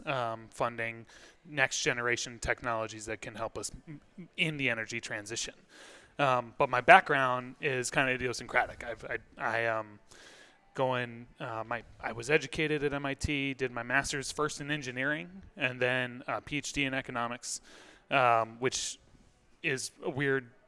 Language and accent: English; Washington, District of Columbia, United States; now in Boston, United States; I grew up in Washington, D.C.